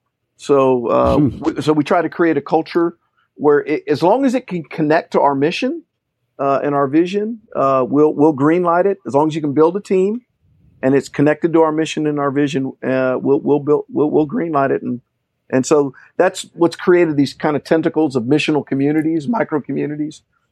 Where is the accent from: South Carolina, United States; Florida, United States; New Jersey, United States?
Florida, United States; Orlando; also born or lived in Puerto Rico; And so we moved in the early 70s to Orlando. And grew up